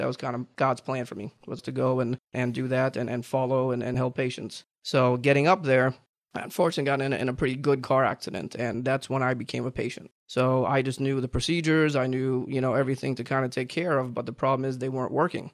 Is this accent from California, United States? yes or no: no; Jupiter, Florida, United States; also born or lived in Virginia; I grew up here in Jupiter, Florida